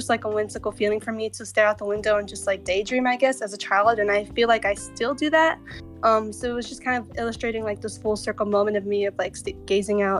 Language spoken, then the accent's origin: English; El Paso, Texas, United States; moved away as an adult; now in Austin, United States; I'm from El Paso and I feel like the desert influences who I am because, you know, that's where I'm from.